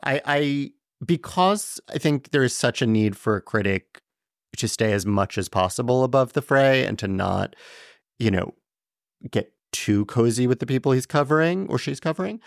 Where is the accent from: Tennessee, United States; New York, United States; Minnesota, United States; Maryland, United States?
New York, United States; New York City; born in Chelsea, grew up in, in Tribeca